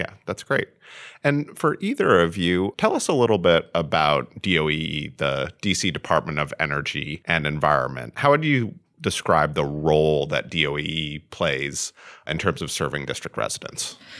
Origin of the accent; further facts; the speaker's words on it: Vermont, United States; I grew up in Vermont for the most part, where it gets very cold in the winter.